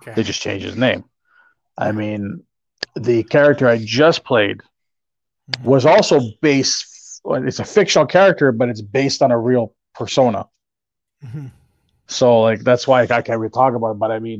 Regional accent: Canada; And being Canadian, eh? We're nice people, pretty much, as they say.

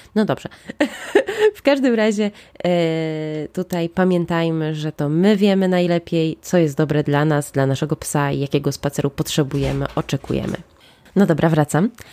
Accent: Łódź, Łódź Voivodeship, Poland; ja jestem z Łodzi

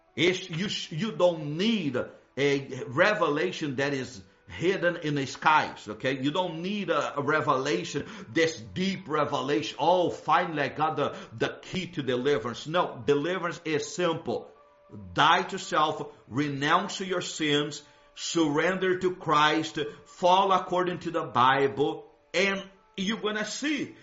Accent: Brazil; moved away; where I grew up in Brazil

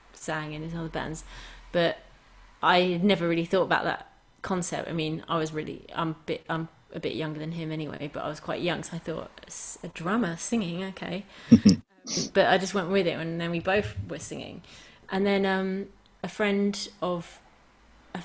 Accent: London, United Kingdom; I grew up in London

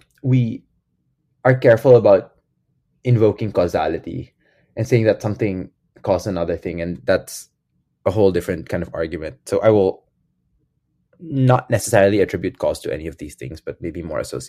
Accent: Quezon City, Metro Manila, Philippines; moved away as an adult; growing up in the Catholic Church in the Philippines

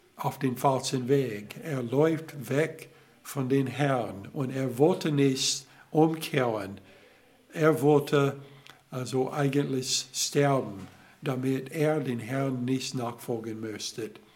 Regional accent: Alabama, United States; German is a second language; moved away; ich komme aus Alabama

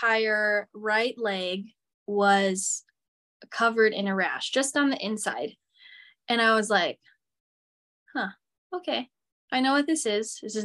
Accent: Michigan, United States; moved away as an adult; also born or lived in Seattle; when I moved from Michigan to Seattle, I grew up in Michigan my whole life

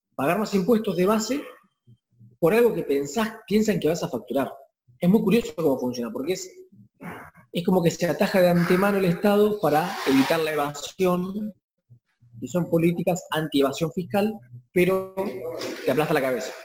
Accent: Argentina; acá en Argentina

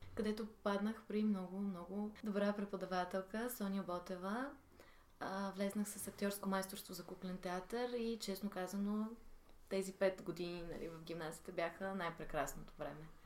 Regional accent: Sofia, Sofia City, Bulgaria; moved away; also born or lived in Plovdiv; Аз съм родена в София, но по стечение на обстоятелствата се озовах и в Пловдив

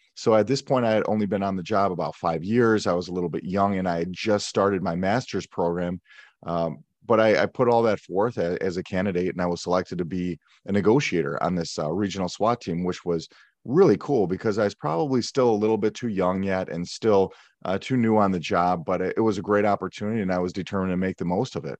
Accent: Milwaukee, Wisconsin, United States; I grew up in Milwaukee, Wisconsin, in the suburbs just outside the city.

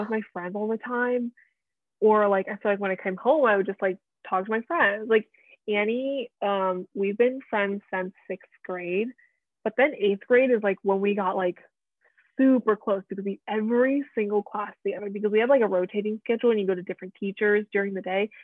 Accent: Plainsboro, New Jersey, United States; also born or lived in Nebraska; where we grew up made friends went to school

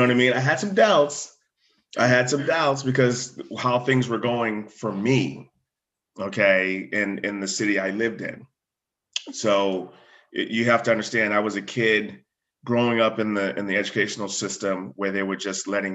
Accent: Groton, Connecticut, United States; also born or lived in New London, Connecticut; So we moved from New London to across the bridge to Groton, Connecticut. And we lived in an area where the firehouse was actually a mile down the road.

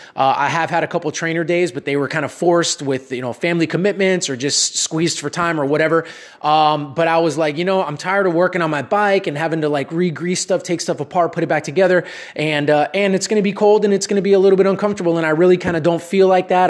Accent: Miami, Florida, United States; also born or lived in Dallas area, Texas; now in Dallas, United States; I'm from Miami originally, but living here in Texas

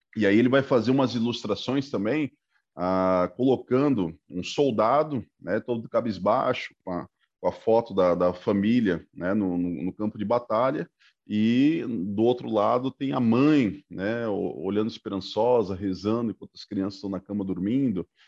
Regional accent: Itajaí, Santa Catarina, Brazil; also born or lived in Pará; now in Brusque, Brazil; eu tenho muitas lembranças da cidade onde eu nasci, lá no, no Pará, porque foi justamente de quatro para cinco anos que eu migrei para Itajaí

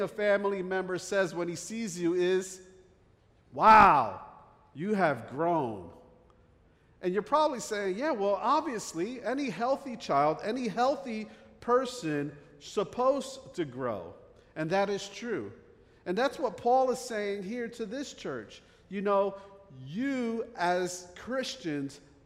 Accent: New Jersey, United States; accent: Jersey; moved away; I grew up in the North Jersey area, right outside New York City. That's why I have this Jersey accent

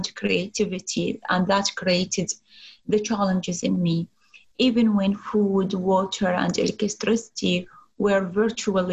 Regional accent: Iraq; moved away as an adult; also born or lived in Baghdad; as a girl growing up in Middle East

